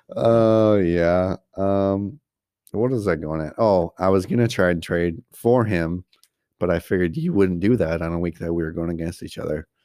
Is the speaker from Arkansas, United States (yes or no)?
no; Coleman, Wisconsin, United States; we grew up in Coleman, Coleman, Wisconsin